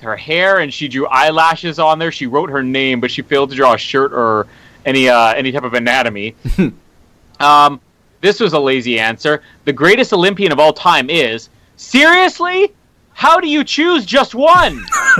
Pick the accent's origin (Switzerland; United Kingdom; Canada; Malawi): Canada; I am Canadian.